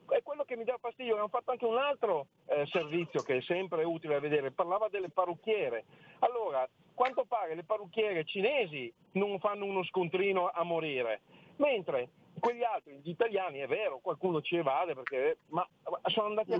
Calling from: Friuli-Venezia Giulia, Italy; chiamo dal Friuli

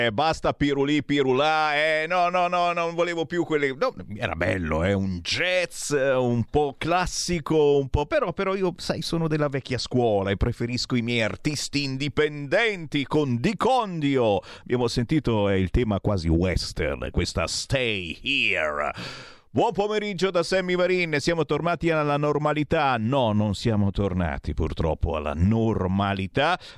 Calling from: Veneto, Italy; Sì, buongiorno Semmi … dal Veneto.

